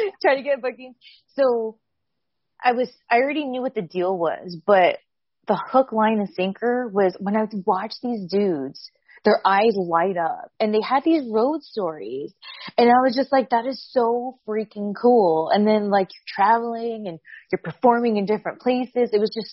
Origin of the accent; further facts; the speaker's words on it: Southern California, United States; I come from SoCal, I'm very Mexican